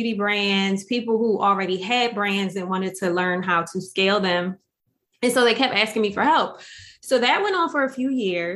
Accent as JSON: {"language": "English", "town": "Atlantic City", "region": "New Jersey", "country": "United States", "tie": "born or raised there", "said": "I'm from Atlantic City, like born and raised in Atlantic City."}